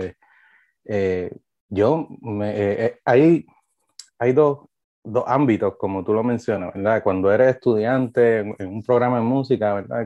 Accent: Trujillo Alto, Puerto Rico; Yo me crié en aquel balcón, yo soy de Trujillo Alto, eh, de Carraízo

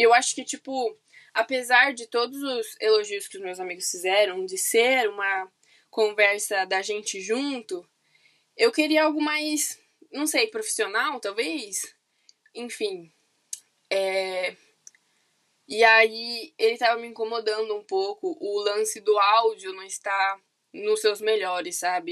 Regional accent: São Paulo, Brazil; also born or lived in Campinas; Eu sou de São Paulo, capital

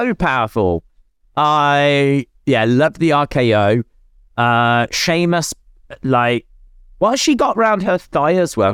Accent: United Kingdom; I'm British

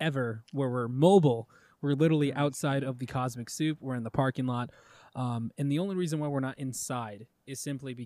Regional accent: Goodyear, Arizona, United States; I'm from Goodyear, you know, I'm from the fucking country west side

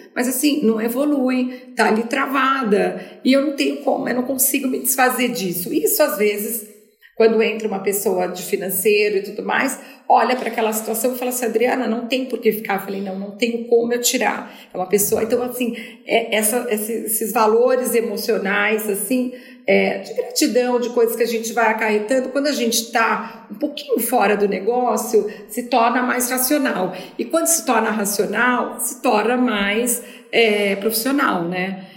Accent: Brazil; moved away as an adult; also born or lived in São Paulo; Eu saí do Brasil, mas o Brasil não saiu de mim.

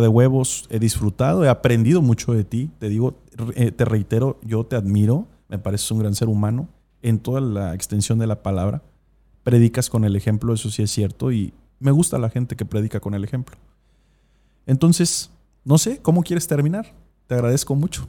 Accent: Mexico; Tuve una, educación cristiana convencional, como muchos mexicanos.

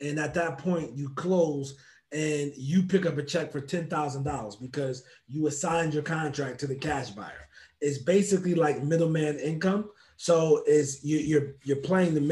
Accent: New Jersey, United States; moved away; born and raised in New Jersey

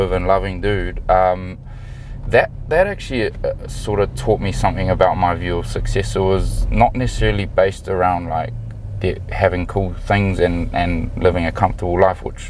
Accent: New Zealand; moved away as an adult; also born or lived in Auckland / Edinburgh / Glasgow; I grew up loving rugby. I'm from New Zealand

